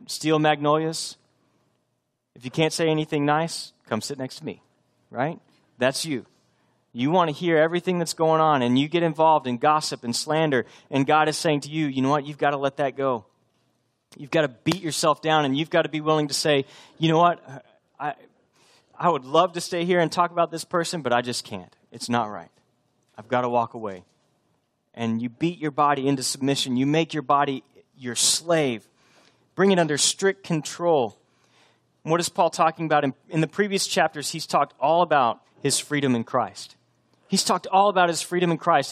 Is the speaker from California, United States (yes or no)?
no; Texas, United States; moved away as an adult; also born or lived in Boston; I'm from Texas, but we were living up near Boston.